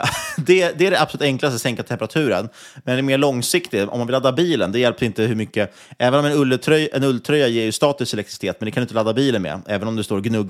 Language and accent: Swedish; Sweden